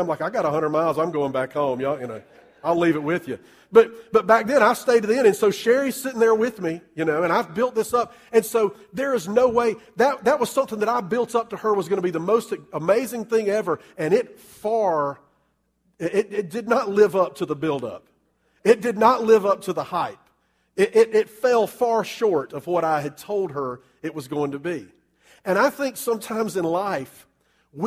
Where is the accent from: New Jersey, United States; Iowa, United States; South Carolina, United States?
South Carolina, United States; Columbia; I grew up in Columbia